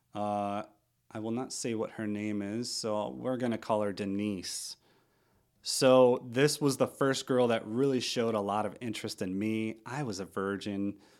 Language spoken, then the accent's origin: English; Missouri, United States; also born or lived in St. Louis, Missouri / Sullivan, Missouri / Stanton, Missouri; now in Oregon, United States; I am from Missouri. Uh, grew up in a couple small towns, Sullivan, Stanton, Missouri, about an hour from St. Louis